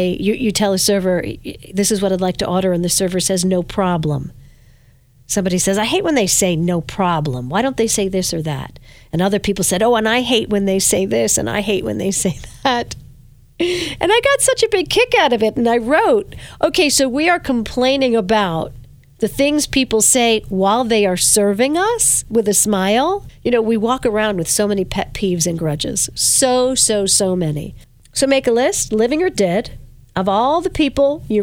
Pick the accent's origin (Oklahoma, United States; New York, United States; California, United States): New York, United States; Verplanck; when I was a little girl growing up in Verplank, I lived in a brown house